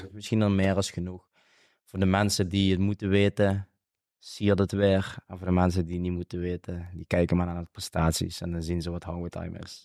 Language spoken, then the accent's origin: Dutch; Limburg, Netherlands; accent: Limburgish dialect; Ik spreek dialect, natuurlijk omdat ik in, het zuiden woon van Nederland. En wij, als wij slaan eh, zeggen, zeggen we eigenlijk in het Limburgs houden. Dat is een, een Limburgs dialect